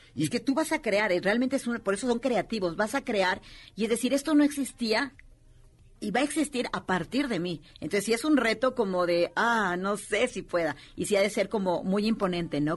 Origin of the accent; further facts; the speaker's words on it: Puebla, Mexico; nosotros que venimos de Puebla